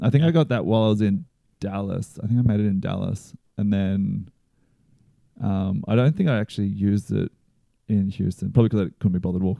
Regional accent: Australia; I'm just Australian.

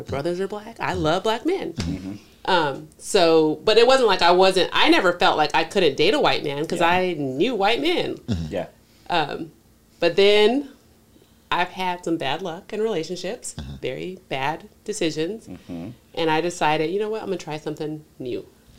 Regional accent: Colorado, United States; I grew up in Colorado. So I, white people, Mexican, like, everybody, diverse.

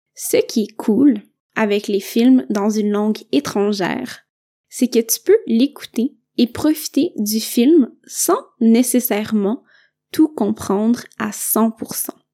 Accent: Quebec, Canada; je viens du Québec

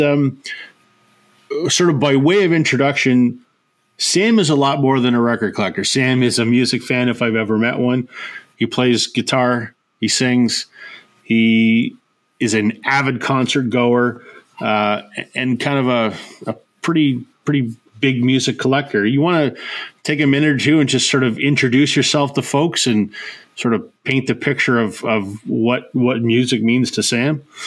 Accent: Canada; as a Canadian

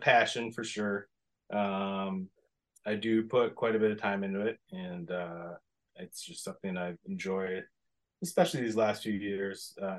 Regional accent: Steinbach, Manitoba, Canada; also born or lived in Winnipeg / Minnesota; now in United States; I was born in Winnipeg, grew up in Steinbeck, Manitoba, which is, I don't even know, half an hour southeast maybe of Winnipeg.

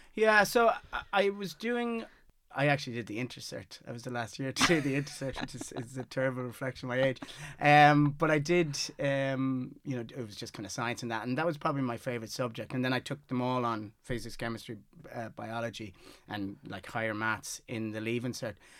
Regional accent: Galway, Connacht, Ireland; also born or lived in Mayo; I was born in Mayo and moved up to Galway when I was six

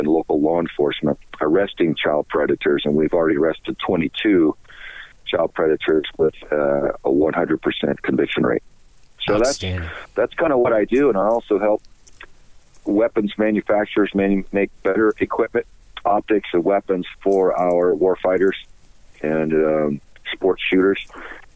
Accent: Southern Texas, United States; I'm from Southern Texas, and I grew up with a kind of a all-American tough boy lifestyle, as the culture there

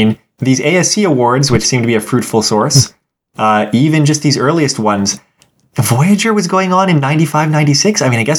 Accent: United States; as an American

